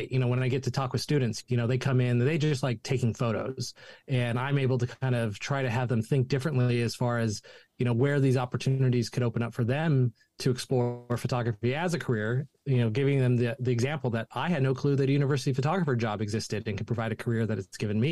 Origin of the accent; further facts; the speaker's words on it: Chico, California, United States; I grew up here in Chico, California. I wasn't born here, but I grew up here, went to high school here.